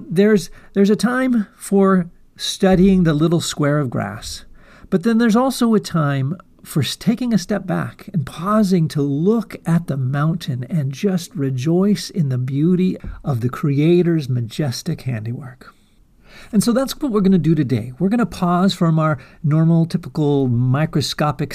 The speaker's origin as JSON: {"language": "English", "region": "eastern Washington", "country": "United States", "tie": "born or raised there", "said": "when I was in community college here in my hometown"}